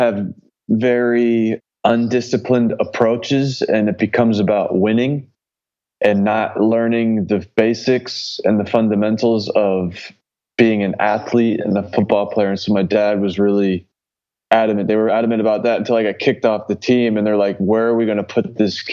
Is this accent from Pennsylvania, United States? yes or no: yes; Philadelphia, Pennsylvania, United States; moved away as an adult; also born or lived in West Virginia; growing up in the Philly area